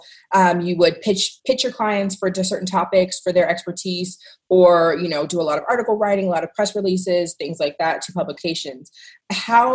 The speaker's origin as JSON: {"language": "English", "town": "Washington", "region": "District of Columbia", "country": "United States", "moved": "as an adult", "lives_now": "Las Vegas, United States", "said": "I'm actually originally from Washington, D.C."}